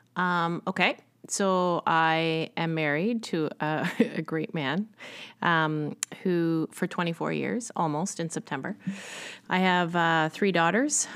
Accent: Richmond Hill, Ontario, Canada; I grew up in Richmond Hill, Ontario, which is just north of Toronto.

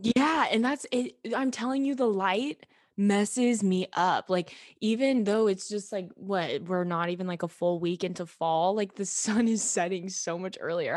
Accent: Kansas City, Kansas, United States; moved away as an adult; now in Texas, United States; I grew up in Kansas City, now I live in Texas.

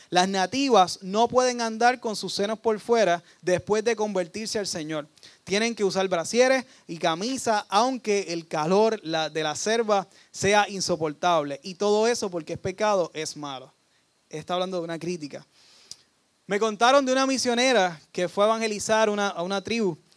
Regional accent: Dorado, Puerto Rico; yo soy de Dorado

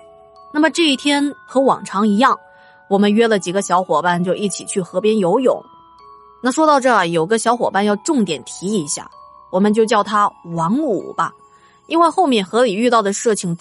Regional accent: Yibin, Sichuan, China; 长江零公里的坐标就在我老家那里。金沙江和岷江在宜宾汇流之后才叫长江的。

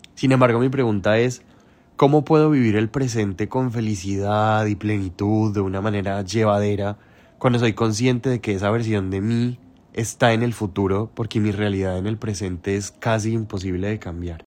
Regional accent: Bogotá, Colombia; now in New York, United States; soy de Bogotá y vivo en Nueva York

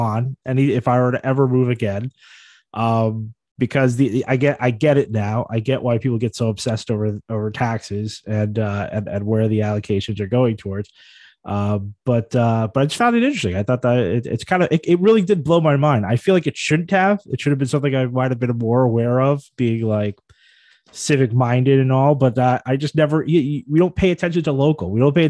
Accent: New York City, New York, United States; moved away as an adult; as a New Yorker

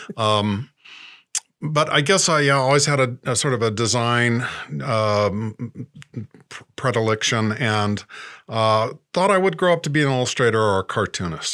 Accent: Indianapolis, Indiana, United States; moved away; also born or lived in New York City / Los Angeles; I'm from Indianapolis, Indiana. Uh, Grew up there in suburbia

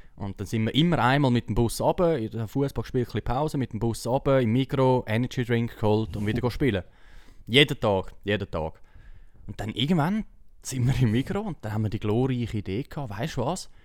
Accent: Erlenbach, Switzerland; bei uns in Erlenbach

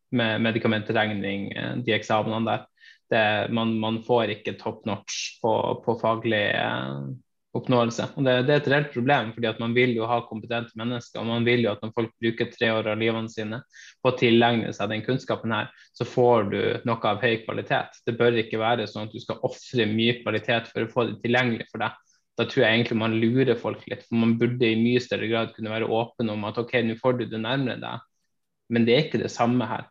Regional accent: Hammerfest, Finnmark, Norway; jeg er født og oppvokst i Hammerfest i, i, Finnmark

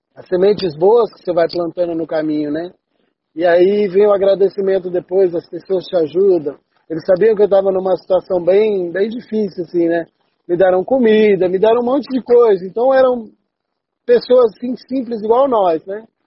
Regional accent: São Paulo, Brazil; moved away as an adult; also born or lived in England; now in Curitiba, Brazil; Eu sou de São Paulo, né? Atualmente eu estou em Curitiba

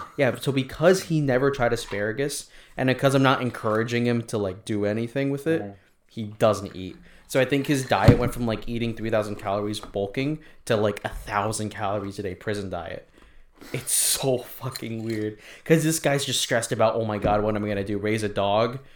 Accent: Philippines; me being Filipino

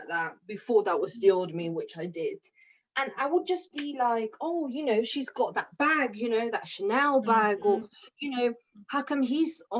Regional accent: Oxford, South East England, United Kingdom; I'm from Oxford

